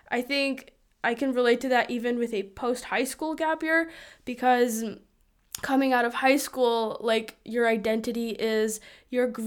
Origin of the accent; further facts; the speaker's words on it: Lithuania; born there; I was born in Lithuania, and so my parents grew up in a Lithuanian European environment and had European views about college and such.